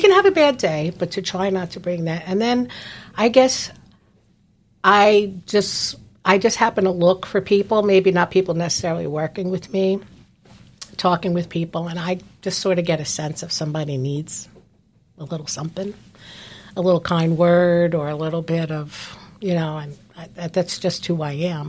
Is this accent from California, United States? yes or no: no; New Jersey, United States; moved away as an adult; now in Palm Coast, United States; I'm previously from New Jersey